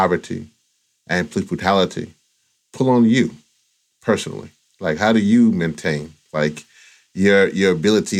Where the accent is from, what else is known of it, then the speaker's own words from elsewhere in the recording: the South, United States; I'm also from the South as well